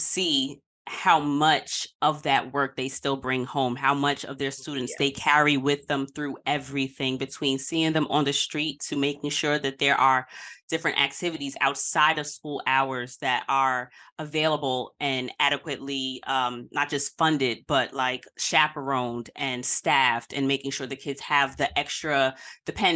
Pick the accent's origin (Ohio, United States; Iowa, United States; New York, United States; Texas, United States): New York, United States; New York City; I'm a Queens girl from South Side